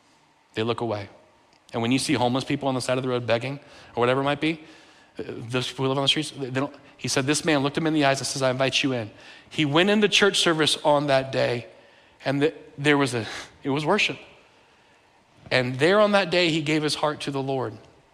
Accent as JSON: {"language": "English", "country": "Bolivia", "tie": "born there", "also_born_or_lived": "United States", "said": "I've lived in 7 countries, and when I was born in Bolivia, where they speak Spanish. My parents are from the U.S., so I spoke English in the home."}